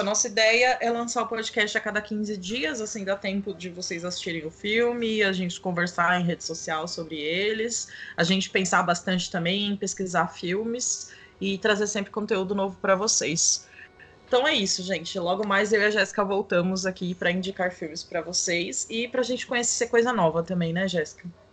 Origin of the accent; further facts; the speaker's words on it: São Paulo, Brazil; eu sou aqui de São Paulo